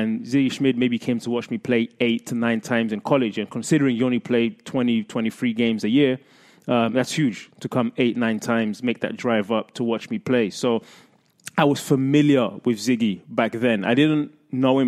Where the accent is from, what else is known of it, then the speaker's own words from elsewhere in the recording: England, United Kingdom; moved away; I grew up in England in the era of Alex Ferguson and Arsene Wenger